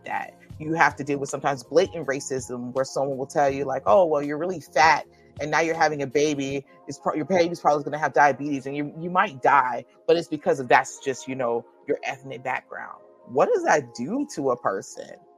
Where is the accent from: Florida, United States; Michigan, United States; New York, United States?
Florida, United States; St. Petersburg; I'm from St. Petersburg, Florida